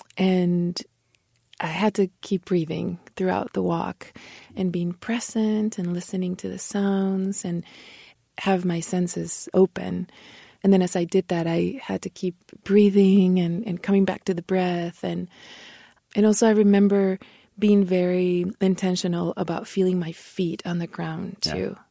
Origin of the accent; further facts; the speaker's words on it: Mexico; first language Spanish; English is a second language; moved away; also born or lived in Torreoncitos, Chihuahua; I am here in my dear, dear homeland, Mexico